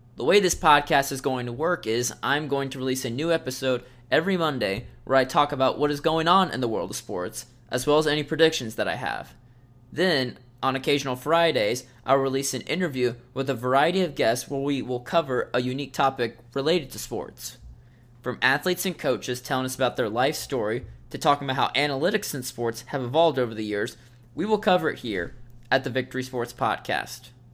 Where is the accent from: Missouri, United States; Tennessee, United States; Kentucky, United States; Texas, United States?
Tennessee, United States; Nashville; moved away as an adult; also born or lived in Ohio; I grew up in the Nashville area